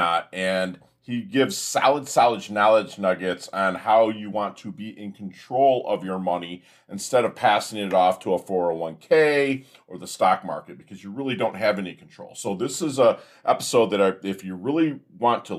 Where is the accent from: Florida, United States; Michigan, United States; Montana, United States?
Michigan, United States; Detroit; I'm from the Motor City